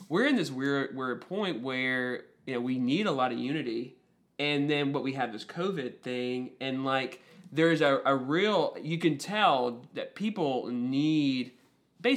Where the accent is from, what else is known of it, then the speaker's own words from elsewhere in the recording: Tennessee, United States; moved away; growing up in Tennessee